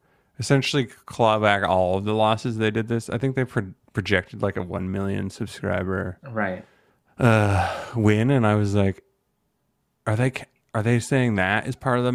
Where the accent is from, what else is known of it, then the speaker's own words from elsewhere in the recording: Canada; I'm Canadian